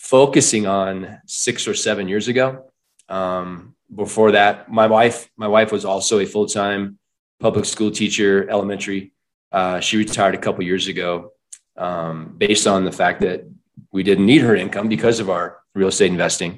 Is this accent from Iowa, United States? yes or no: yes; Iowa, United States; moved away as an adult; also born or lived in Michigan; now in Colorado, United States; I was born in Michigan, raised in Iowa